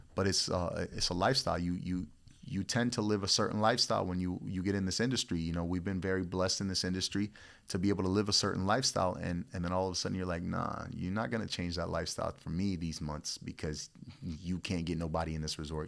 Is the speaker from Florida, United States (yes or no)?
yes; Florida, United States; also born or lived in Puerto Rico; I was born in Puerto Rico, raised out here in Florida